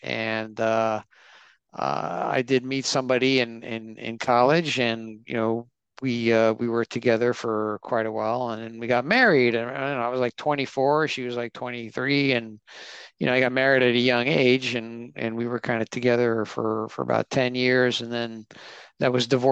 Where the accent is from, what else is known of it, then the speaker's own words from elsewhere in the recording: New York, United States; I was born in in New York, and I'm first generation. I have two Italian parents